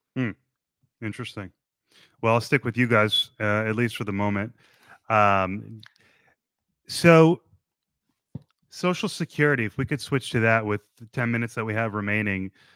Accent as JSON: {"language": "English", "region": "New Jersey", "country": "United States", "tie": "born or raised there", "moved": "yes", "said": "I come from a beautiful suburb in New Jersey where there was two enormous American flags in the middle of town"}